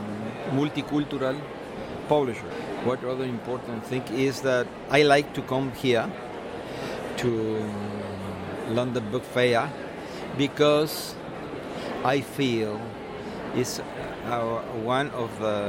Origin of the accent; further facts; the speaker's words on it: Mexico City, Mexico; I am publisher from Mexico City.